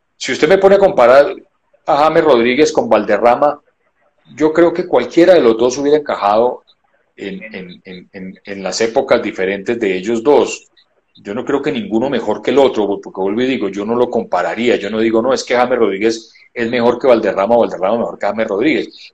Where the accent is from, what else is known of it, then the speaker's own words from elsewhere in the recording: Colombia; somos colombianos todos